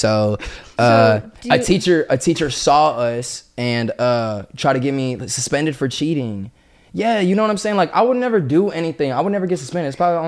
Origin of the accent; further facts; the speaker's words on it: Garland, Texas, United States; moved away as an adult; also born or lived in Dallas, Texas; now in Florida, United States; So I was born in Dallas. You know, Dallas is the main city, you know, but I was raised in Garland, Texas